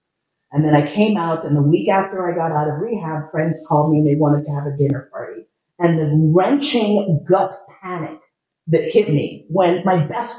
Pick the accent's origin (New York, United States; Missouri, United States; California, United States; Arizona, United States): New York, United States; New York City; born there; I was born in New York City, and I started acting professionally in film, theater, and television when I was 6 years old.